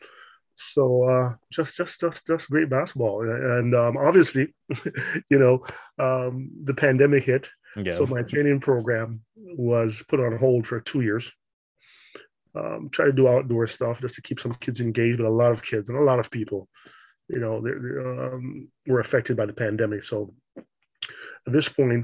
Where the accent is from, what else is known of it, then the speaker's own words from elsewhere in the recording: Toronto, Ontario, Canada; moved away as an adult; also born or lived in Philadelphia; I grew up in Toronto